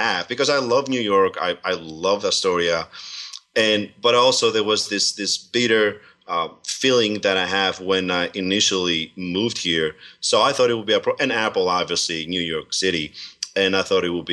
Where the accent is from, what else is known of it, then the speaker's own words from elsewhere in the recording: Servia, Kozani, Western Macedonia, Greece; now in Pennsylvania, United States; I was born there